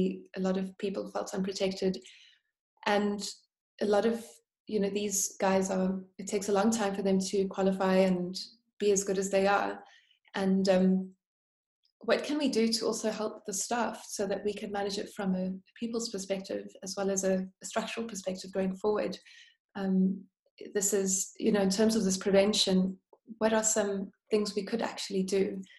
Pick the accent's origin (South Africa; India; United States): South Africa; I hope that we can become more resilient as a South African economy from within